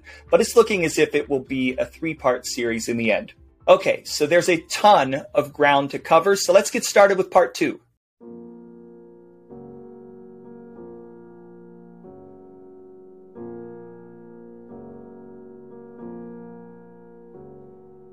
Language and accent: English; Midwest, United States; I am from the Midwest